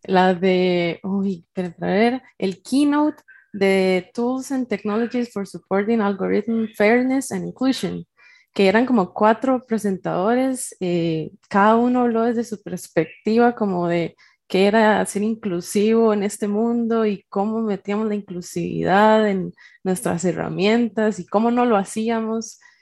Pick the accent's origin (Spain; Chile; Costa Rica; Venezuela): Costa Rica; Naranjo, Alajuela; moved away as an adult; now in San José, Costa Rica; yo vivo en San José, Costa Rica, soy de Naranjo, pero por temas de la U y de la vida un poco más adulta, me tocó venirme para, San José